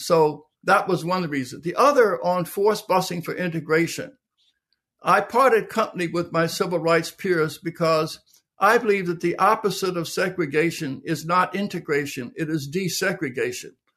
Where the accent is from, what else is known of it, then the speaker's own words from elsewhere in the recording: Philadelphia, Pennsylvania, United States; I was born in Philadelphia, Pennsylvania, in the middle of the Depression. Um, low-income, blue-collar neighborhood